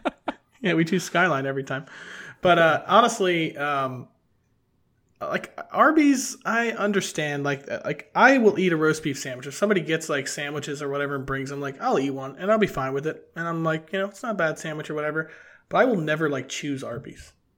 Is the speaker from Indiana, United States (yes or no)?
no; Cincinnati, Ohio, United States; growing up in Cincinnati